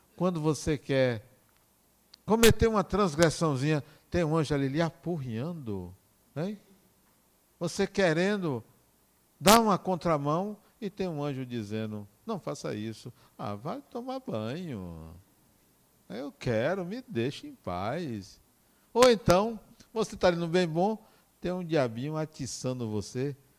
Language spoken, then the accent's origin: Portuguese; Acajutiba, Bahia, Brazil; eu nasci em Acajutiba